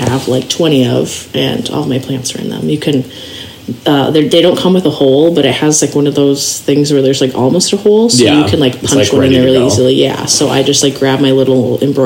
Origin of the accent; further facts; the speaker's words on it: Minneapolis, Minnesota, United States; I grew up around in the Twin Cities